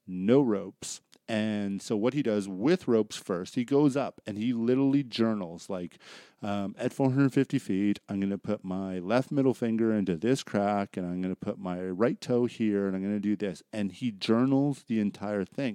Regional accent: Surrey, British Columbia, Canada; growing up in Surreal, my high school friends and that are there

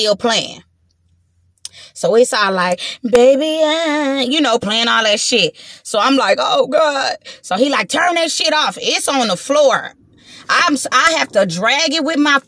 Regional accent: Los Angeles, California, United States; I'm from Watts. I'm from 109th. I'm from the, you know what I'm saying? I'm from the projects. I'm from Watts.

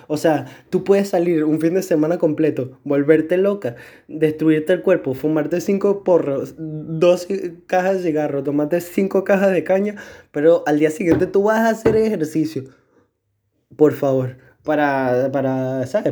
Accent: Venezuela; moved away; yo en mi etapa del colegio en Venezuela

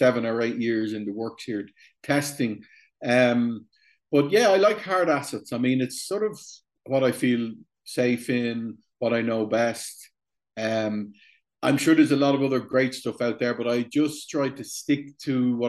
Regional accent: Dublin, Leinster, Ireland; I was born in Dublin, 1965. Grew up in Ireland

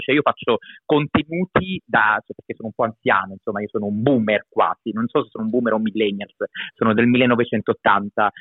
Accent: Abruzzo, Italy; moved away; also born or lived in Milan; Io sono nato in Abruzzo, in questo momento sto in Abruzzo

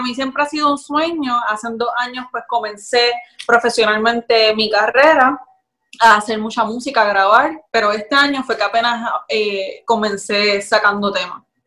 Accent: Puerto Rico; soy de acá de Puerto Rico.

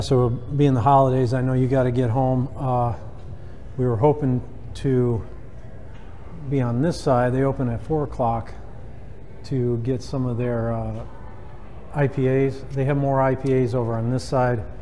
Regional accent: Sandusky, Ohio, United States; It's my hometown

